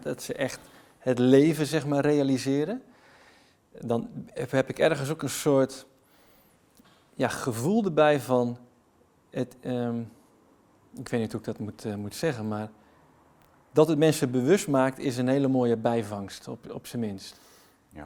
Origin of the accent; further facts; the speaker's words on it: Netherlands; blij om weer thuis te komen want dit voelt als thuis